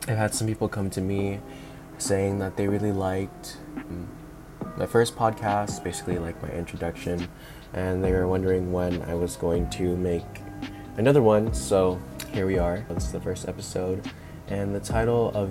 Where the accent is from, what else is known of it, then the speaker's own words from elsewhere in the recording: National City, California, United States; also born or lived in Mira Mesa, San Diego; I grew up in National City. And for those of you that don't know where it is, it's like the south side of San Diego